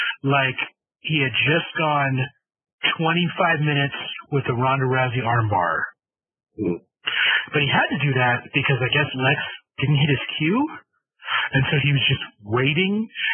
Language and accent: English; Utah, United States; I'm not British. I'm from Utah.